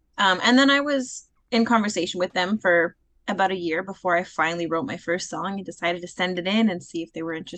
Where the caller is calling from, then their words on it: Vancouver, British Columbia, Canada; I'm currently calling in from Vancouver, BC.